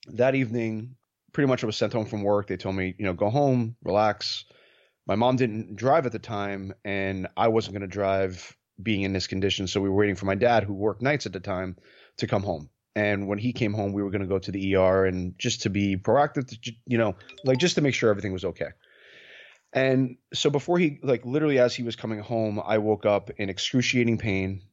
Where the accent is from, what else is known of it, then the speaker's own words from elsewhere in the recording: New York, United States; moved away as an adult; now in San Diego, United States; I'm originally from New York, born and raised in New York.